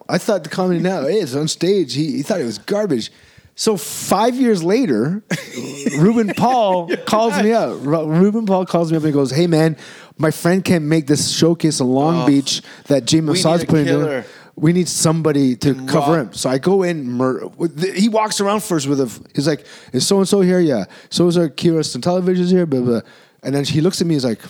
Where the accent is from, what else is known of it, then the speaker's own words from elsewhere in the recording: Cebu, Central Visayas, Philippines; in my hometown. So we did two shows there.